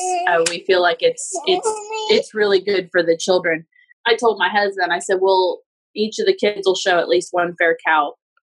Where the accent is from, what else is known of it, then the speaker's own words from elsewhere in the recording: Akron, Ohio, United States; moved away as an adult; also born or lived in Georgetown, Ohio; now in Kentucky, United States; I grew up in Akron, Ohio.